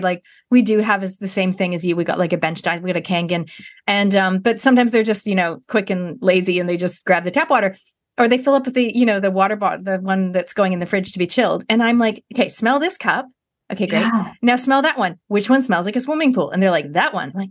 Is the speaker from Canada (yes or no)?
yes; Canada; moved away as an adult; now in New Zealand; as a Canadian